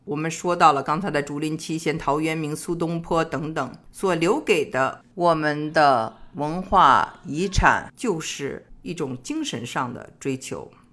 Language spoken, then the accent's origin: Chinese; Beijing, China; also born or lived in Xi'an, Shaanxi; 我本人就是出生在西安，两岁以后搬到的北京。